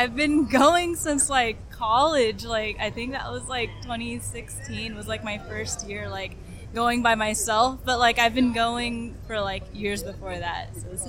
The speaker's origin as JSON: {"language": "English", "town": "Fresno", "region": "California", "country": "United States", "said": "I'm from Fresno, California."}